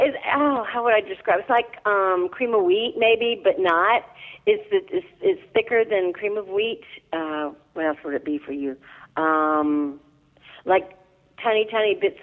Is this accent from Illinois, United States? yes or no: yes; Illinois, United States; moved away; I'm from Illinois originally, so I didn't have grits growing up